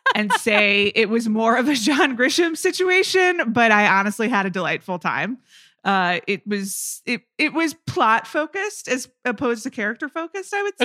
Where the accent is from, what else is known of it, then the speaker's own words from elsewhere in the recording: Atlanta, Georgia, United States; growing up in Atlanta, as a young child